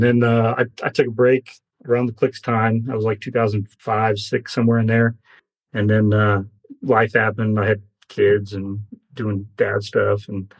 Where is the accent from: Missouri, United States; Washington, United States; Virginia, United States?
Virginia, United States; moved away as an adult; now in Colorado, United States; my hometown where I was living at in Virginia didn't have a big scene.